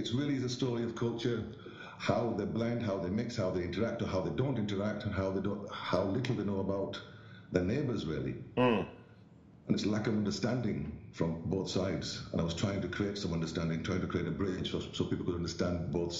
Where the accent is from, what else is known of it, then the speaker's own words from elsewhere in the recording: Bradford, Yorkshire and the Humber, United Kingdom; As a child, I grew up in Bradford.